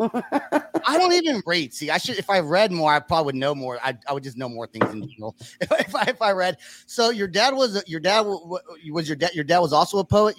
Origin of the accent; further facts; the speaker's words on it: Bay Area, California, United States; now in Oklahoma, United States; I'm from California. I'm from the Bay Area